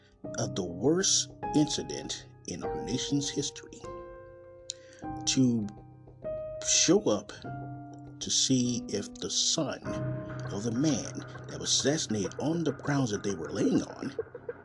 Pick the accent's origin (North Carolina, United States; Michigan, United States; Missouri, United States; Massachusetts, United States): Missouri, United States; Kansas City; from Kansas City, Missouri, my hometown